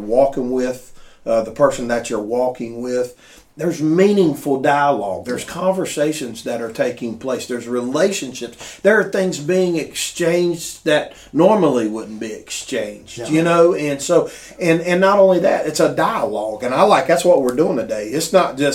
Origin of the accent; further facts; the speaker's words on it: the South, United States; I was raised down in the South